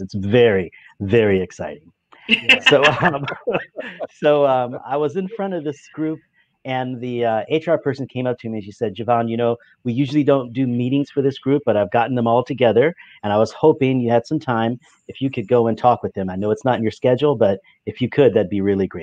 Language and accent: English; Alaska, United States; moved away as an adult; also born or lived in San Diego; I am from Alaska